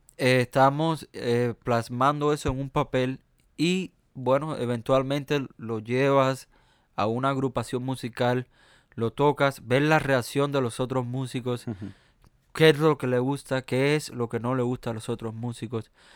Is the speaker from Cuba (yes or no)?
yes; Cuba; accent: Cuban American; also born or lived in United States; yo tengo un acento eh, mío cubano, americano